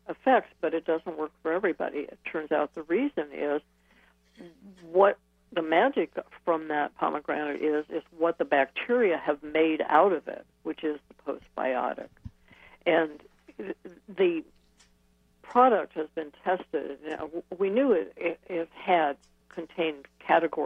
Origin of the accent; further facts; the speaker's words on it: Ohio, United States; moved away; also born or lived in Wisconsin; I came from Ohio